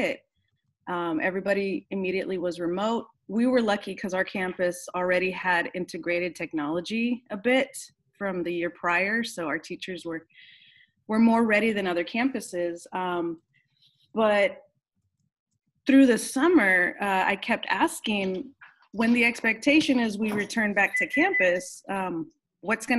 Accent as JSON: {"language": "English", "town": "Austin", "region": "Texas", "country": "United States", "tie": "born or raised there", "said": "I was born and raised here in Austin, never lived anywhere else"}